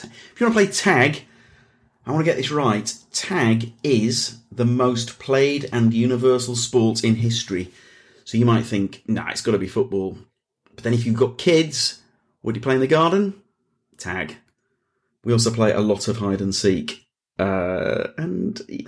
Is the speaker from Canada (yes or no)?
no; Leeds, Yorkshire and the Humber, United Kingdom; now in London, United Kingdom; I'm from Leeds, which is a city. I moved from Leeds to London.